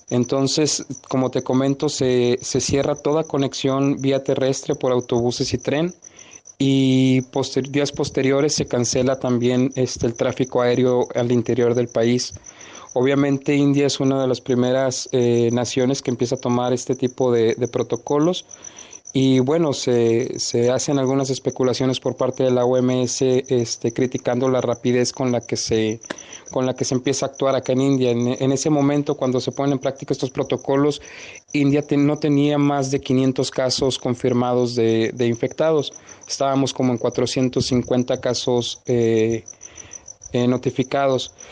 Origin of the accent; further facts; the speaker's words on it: Mexico; me entero en ese entonces cuando yo ingreso que somos aproximadamente 30 mexicanos varados.